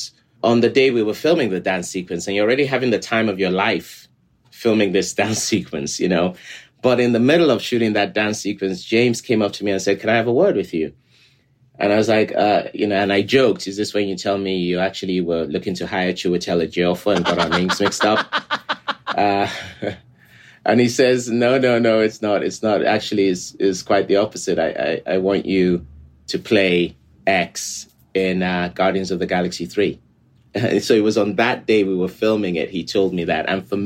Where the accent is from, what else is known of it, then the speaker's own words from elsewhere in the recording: Lagos, Nigeria; moved away; as a very young person in Nigeria, I grew up in Lagos, Nigeria.